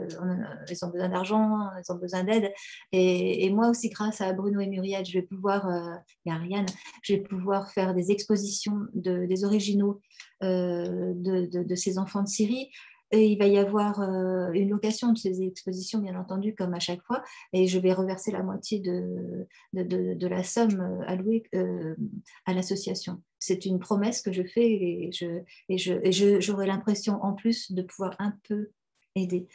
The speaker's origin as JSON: {"language": "French", "country": "Algeria", "tie": "born or raised there", "moved": "yes", "said": "je retrouve mon enfance euh, en Algérie"}